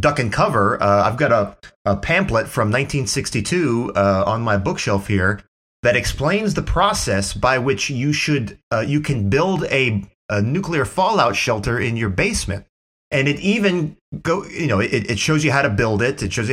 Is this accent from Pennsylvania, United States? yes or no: no; Middlebury, Indiana, United States; growing up in Middlebury, Indiana